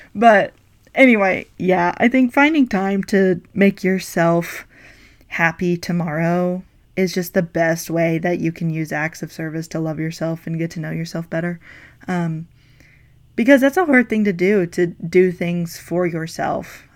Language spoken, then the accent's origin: English; North Carolina, United States; now in South Carolina, United States; I am from North Carolina, but I currently live in South Carolina with my wife.